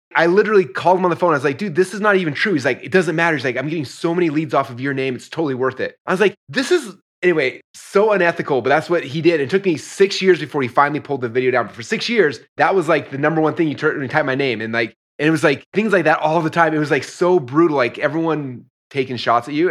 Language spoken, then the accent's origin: English; Utah, United States; moved away as an adult; also born or lived in Idaho; I grew up in Utah, so I wrestled in Utah